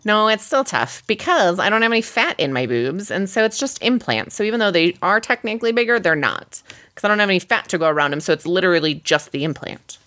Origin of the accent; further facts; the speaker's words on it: Midwest, United States; we're from the Midwest